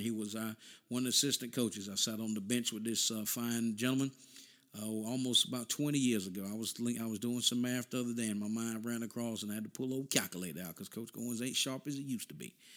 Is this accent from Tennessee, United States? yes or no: no; North Carolina, United States; We came from North Carolina